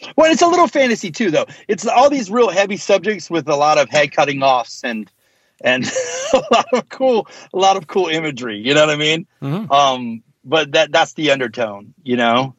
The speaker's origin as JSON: {"language": "English", "country": "United States", "also_born_or_lived": "the South (US)", "said": "being American"}